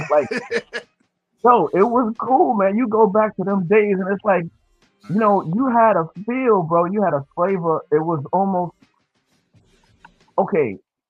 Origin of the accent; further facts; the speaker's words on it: Hempstead, New York, United States; also born or lived in Queens, New York; I was in Queens. Queens. Yeah, and I grew up mostly in Hempstead. So Hempstead, Queens, is close.